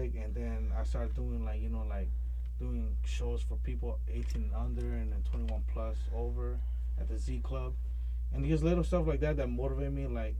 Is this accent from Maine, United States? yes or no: yes; Portland, Maine, United States; I'm Spanish, I'm Latino, but I was born and raised in Portland, Maine